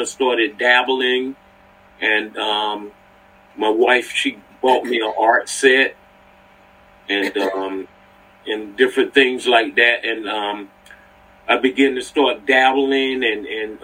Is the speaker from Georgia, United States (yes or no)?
no; North Carolina, United States; moved away as an adult; I'm from North Carolina, so I was down in North Carolina